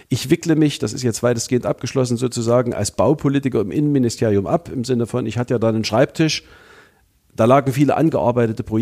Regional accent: Hohenstein-Ernstthal, Saxony, Germany; in meiner Heimatstadt Hohenstein-Ernstau

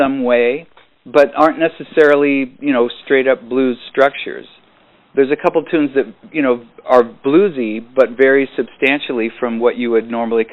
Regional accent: San Jose, California, United States; also born or lived in Berkeley, California; I was born in Berkeley, but I, you know, grew up in San Jose

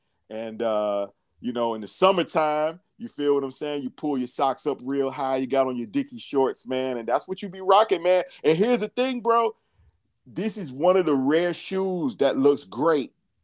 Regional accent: Atlanta, Georgia, United States; I'm from the South. Y'all know this. In Atlanta

